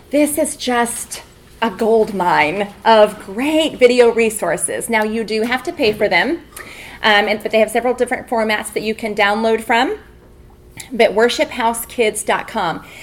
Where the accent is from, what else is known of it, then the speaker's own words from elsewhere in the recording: Albuquerque, New Mexico, United States; from Albuquerque, New Mexico.